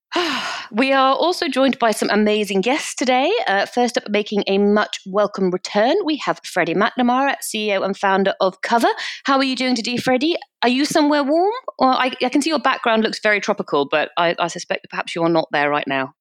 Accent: United Kingdom; we're British

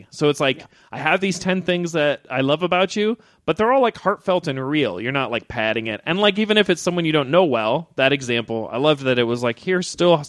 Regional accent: Missouri, United States; now in Los Angeles, United States; I had it growing up in Missouri.

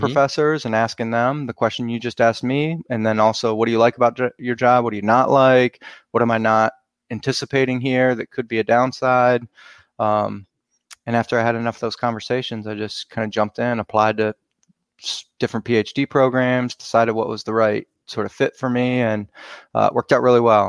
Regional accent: Cleveland, Ohio, United States; I grew up around Cleveland

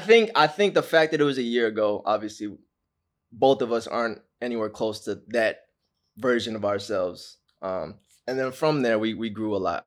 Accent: Orange County, California, United States; I'm from Orange County, California

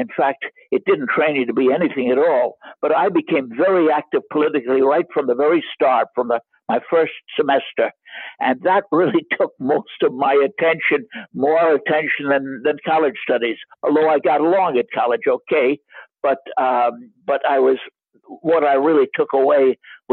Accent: New York City, New York, United States; moved away as an adult; also born or lived in Leipzig, Germany; now in Germany; I was born in New York City in 1928, and in a sort of a middle-class family.

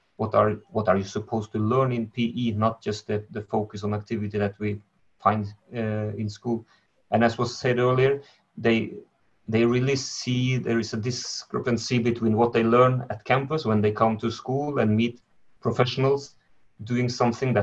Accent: Norway; I'm from Norway

